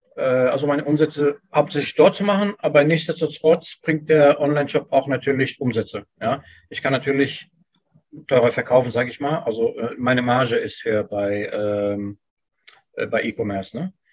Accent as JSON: {"language": "German", "country": "Germany", "tie": "born or raised there", "said": "Ich bin hier mhm. geboren und aufgewachsen. Das ist hier meine Heimat."}